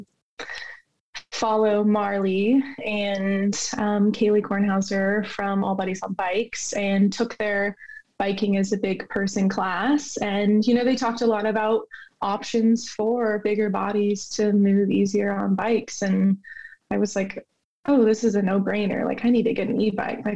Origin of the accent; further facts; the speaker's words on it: Idaho, United States; moved away as an adult; now in Portland, United States; I grew up in Idaho